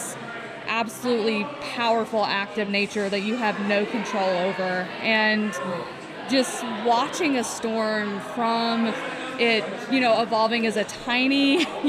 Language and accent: English; far east Texas, United States; I think that my hometown would technically be considered a part of Dixie now. It's pretty far east Texas, almost into Louisiana.